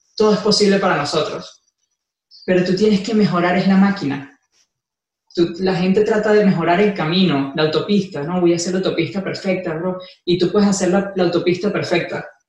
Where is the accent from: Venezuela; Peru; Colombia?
Venezuela; moved away as an adult; also born or lived in Ecuador; now in Miami, United States; yo nací en Venezuela, como siempre digo, soy del mundo. Este, nací en Venezuela, viví dos años en Ecuador, llevo dos años en Miami.